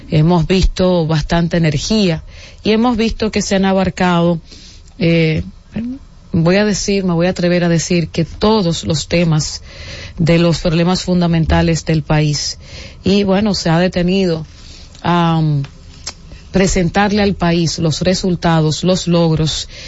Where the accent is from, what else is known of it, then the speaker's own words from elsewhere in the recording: Dominican Republic; estamos de fiesta como dominicanos y dominicanas